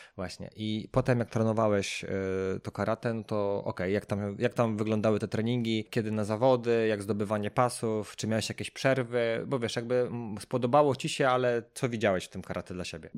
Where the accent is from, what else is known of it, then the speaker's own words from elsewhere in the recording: Sochaczew, Masovian Voivodeship, Poland; ja z Sochaczewa jestem